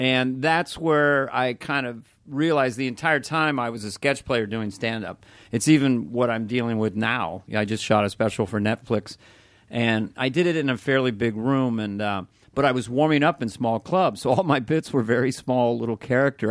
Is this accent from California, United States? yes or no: yes; Northern California, United States; we're from Northern California